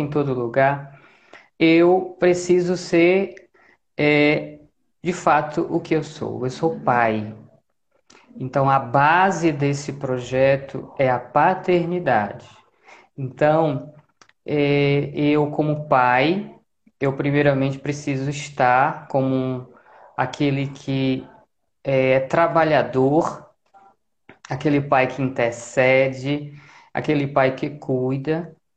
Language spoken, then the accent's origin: Portuguese; Fortaleza, Ceará, Brazil; moved away as an adult; now in Natal, Brazil; eu sou natural de Fortaleza